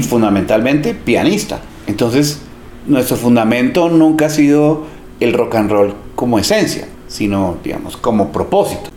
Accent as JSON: {"language": "Spanish", "region": "Bogotá", "country": "Colombia", "tie": "born or raised there", "said": "Yo crecí en Teusaquillo"}